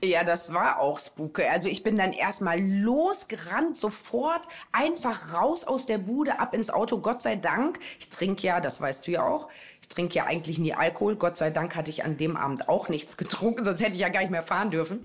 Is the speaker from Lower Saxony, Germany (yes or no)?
yes; Osnabrück, Lower Saxony, Germany; Da habe ich dann meine Heimatstadt Osnabrück gewählt